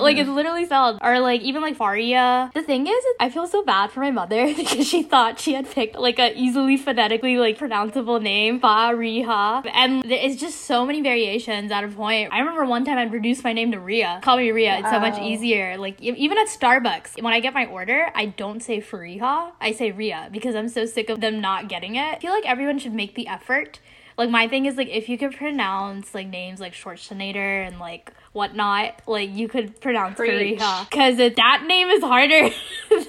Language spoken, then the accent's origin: English; New York, United States; first language Bengali; I'm from New York. My parents are from Maldish, so like I'm also Bengali